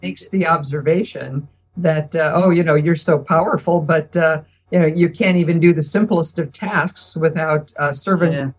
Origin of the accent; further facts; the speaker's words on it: United States; we're as Americans